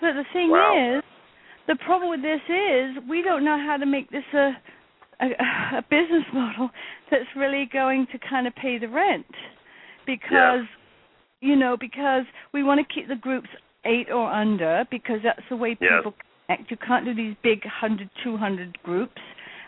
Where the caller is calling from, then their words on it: Brooklyn, New York, United States; I'm from Brooklyn.